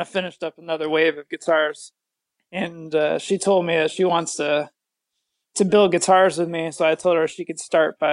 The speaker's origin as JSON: {"language": "English", "town": "Sacramento", "region": "California", "country": "United States", "tie": "born or raised there", "said": "I grew up in Sacramento"}